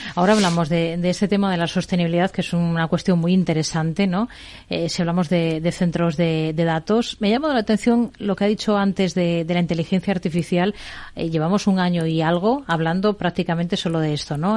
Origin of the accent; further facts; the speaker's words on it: Spain; nuestro país